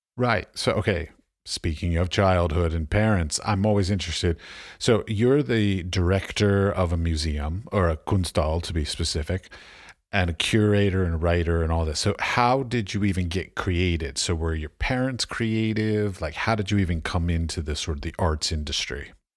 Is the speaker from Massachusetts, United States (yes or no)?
no; Washington, District of Columbia, United States; I grew up in Washington, D C